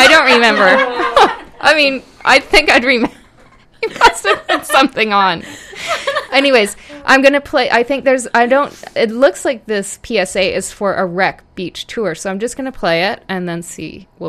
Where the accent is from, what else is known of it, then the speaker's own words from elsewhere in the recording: Ontario, Canada; now in Vancouver, Canada; I'm from Ontario, right? Mm-hmm. So everything's kind of flat.